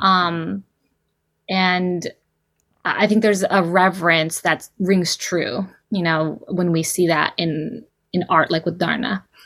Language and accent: English; Bay Area, California, United States; also born or lived in Bataan, Philippines; I was raised in California in the Bay Area